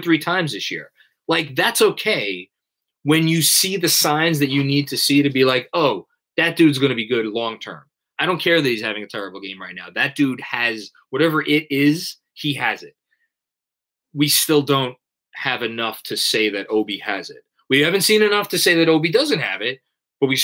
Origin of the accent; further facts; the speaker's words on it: New York City, New York, United States; I'm Italian. I'm from Staten Island